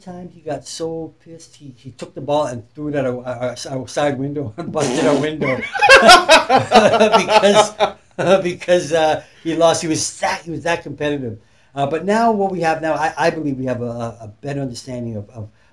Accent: Leeds, Yorkshire and the Humber, United Kingdom; moved away; I was born in Leeds, England. That's right. I'm still a UK lad

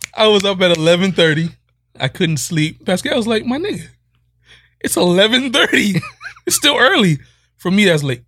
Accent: Miami, Florida, United States; I'm from Miami

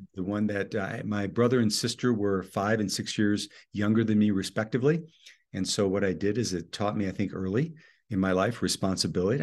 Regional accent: Oconomowoc, Wisconsin, United States; I was born in a little town in southeast Wisconsin, uh, 30 miles west of Milwaukee, called Oconomowoc, Wisconsin

